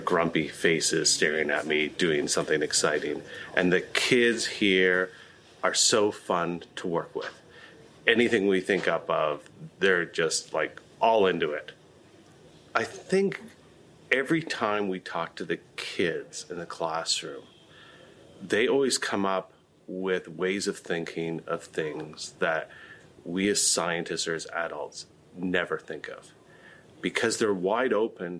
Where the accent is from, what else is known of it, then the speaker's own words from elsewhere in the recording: Canada; now in Vancouver, Canada; I'm a Canadian scientist, and I studied on the east coast of Canada